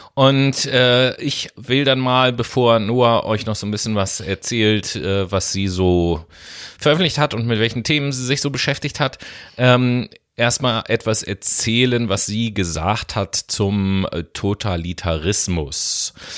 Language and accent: German; Germany; bei uns in Deutschland